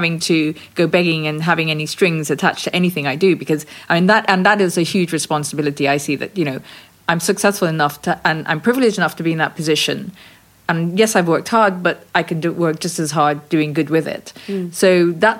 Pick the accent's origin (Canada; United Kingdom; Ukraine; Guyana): Guyana; When we were growing up in British Guiana